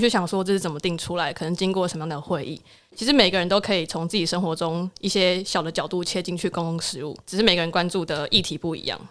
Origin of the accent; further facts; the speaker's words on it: southern Taiwan, Taiwan; 我是南部人